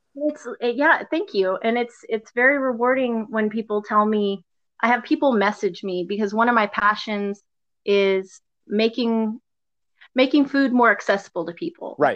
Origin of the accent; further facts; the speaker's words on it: Gulf Coast of Texas, United States; I grew up on the Gulf Coast area of, of Texas